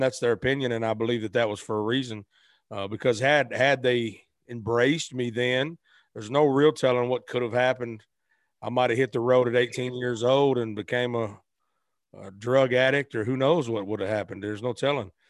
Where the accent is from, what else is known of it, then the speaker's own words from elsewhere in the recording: Arkansas, United States; moved away as an adult; also born or lived in Memphis, Tennessee; I was born in Memphis, raised in Arkansas